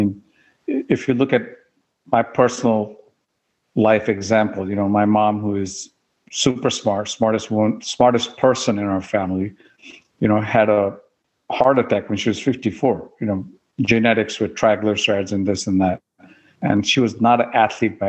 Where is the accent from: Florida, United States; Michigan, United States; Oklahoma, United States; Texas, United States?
Oklahoma, United States; moved away; I grew up in Oklahoma